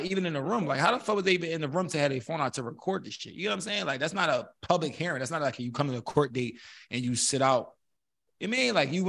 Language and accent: English; Philadelphia, Pennsylvania, United States; The Germantown niggas yeah. take pride in where we from. I'm from I'm from that.